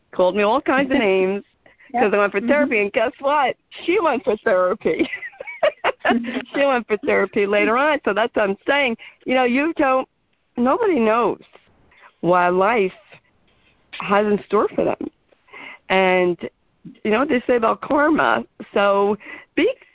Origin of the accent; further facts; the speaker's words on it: New Jersey, United States; I'm from New Jersey